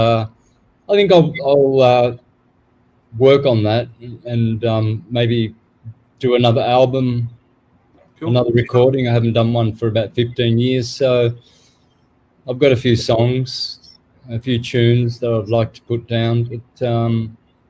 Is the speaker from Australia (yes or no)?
yes; Australia; now in Mexico; people took me for Mexican when I was growing up in Australia